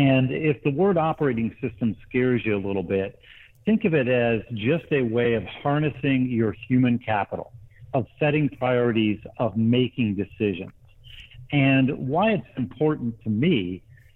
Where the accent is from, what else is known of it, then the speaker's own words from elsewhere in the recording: Grand Rapids, Michigan, United States; also born or lived in Middle East / South Asia / Lake Martin, Alabama; now in Atlanta, United States; I grew up in Grand Rapids, Michigan, in an entrepreneurial family